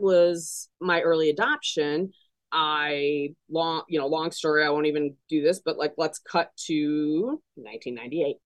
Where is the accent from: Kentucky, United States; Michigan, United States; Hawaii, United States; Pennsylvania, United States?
Michigan, United States; Detroit; moved away as an adult; now in Chicago, United States; I'm from Metro Detroit originally. That's where I grew up.